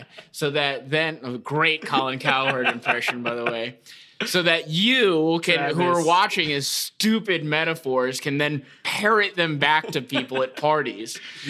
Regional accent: Florida, United States; moved away as an adult; now in Chicago, United States; I'm from Florida

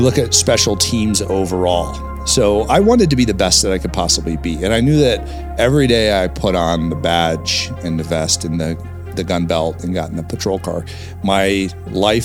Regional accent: Englewood, Colorado, United States; also born or lived in Ohio; we ended up in Inglewood, Colorado, just south of Denver, where I grew up.

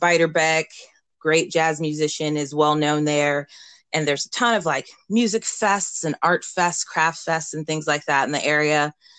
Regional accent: Davenport, Iowa, United States; Yeah, so I grew up in the Midwest, in Davenport, Iowa, right on the Mississippi River. It's about 3 hours from Chicago. And the community is very art influential.

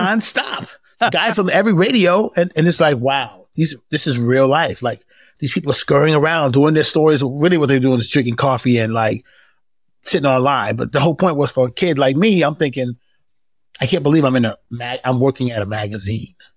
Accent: New York, United States; moved away as an adult; now in Atlanta, United States; When I grew up in New York in the eighties, everyone was black

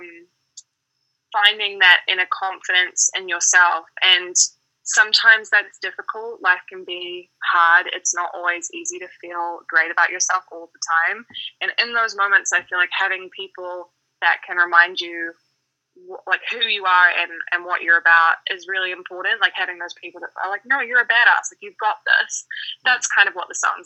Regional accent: New Zealand; moved away as an adult; now in Denver, United States; growing up in New Zealand, I mean, I grew up in quite a small town, so like kind of on a farm

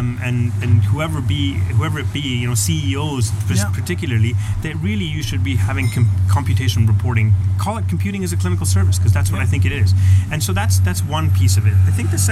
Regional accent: Canada; It's my home country, and I love it

